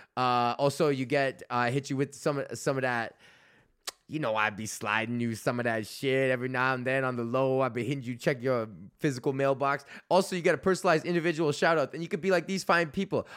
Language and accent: English; Canada; being Canadian